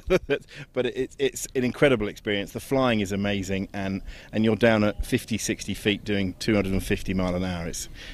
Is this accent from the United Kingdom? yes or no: yes; England, United Kingdom; as an Englishman